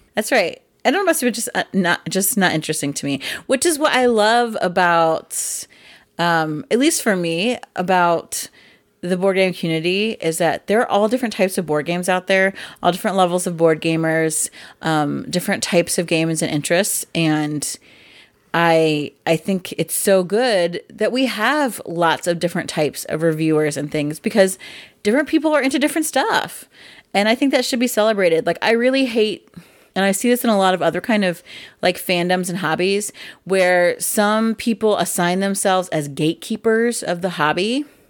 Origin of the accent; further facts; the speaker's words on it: Midwest, United States; I'm from the Midwest